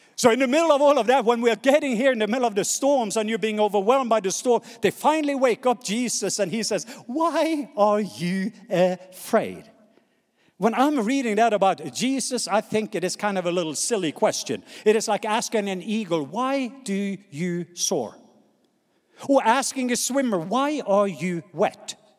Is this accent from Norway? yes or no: yes; Norway; accent: Norwegian; English is a second language; moved away; my Norwegian accent